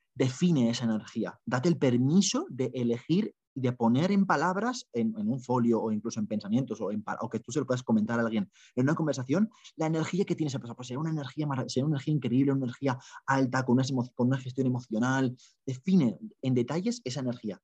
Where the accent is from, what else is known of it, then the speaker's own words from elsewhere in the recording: Spain; moved away as an adult; also born or lived in Ireland; soy de España